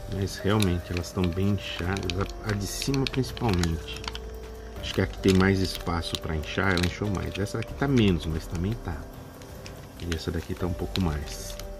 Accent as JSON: {"language": "Portuguese", "town": "Salesópolis", "region": "São Paulo", "country": "Brazil", "said": "sou aqui de Salesópolis, São Paulo"}